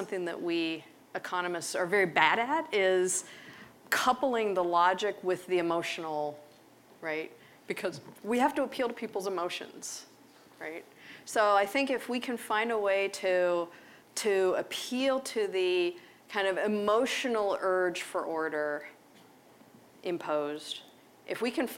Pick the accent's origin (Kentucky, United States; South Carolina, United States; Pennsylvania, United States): Pennsylvania, United States; Pittsburgh; I grew up in Pittsburgh